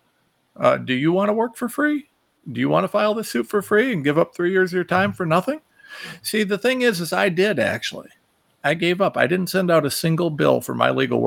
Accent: Ohio, United States; I'm from Ohio, you know, we're used to following tractors

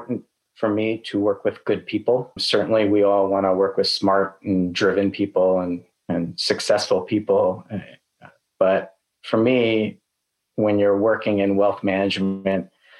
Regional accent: New York, United States; also born or lived in Los Angeles, California; now in Austin, United States; After living in LA for 12 years, I'm originally from New York

